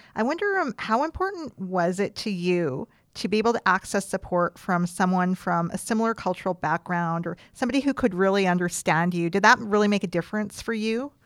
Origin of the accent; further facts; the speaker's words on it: Creston, British Columbia, Canada; I grew up in the East Kootenays